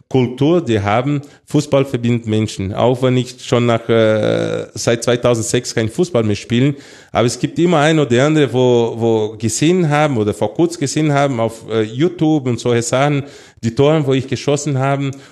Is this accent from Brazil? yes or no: yes; Brazil; German is a second language; moved away; also born or lived in Munich, Germany; Also klar, Brasilien, äh, bin aufgewachsen in Brasilien, in Brasilien geboren, aber die Zeit, dass ich hier in Deutschland gelebt habe äh, und sogar in München, das sechs Jahren war, es war sehr schön.